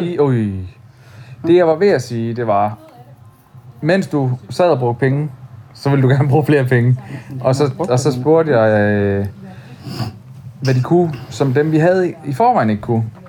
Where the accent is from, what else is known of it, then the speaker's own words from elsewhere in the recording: Odense, Southern Denmark, Denmark; moved away; det er der, hvor jeg kommer fra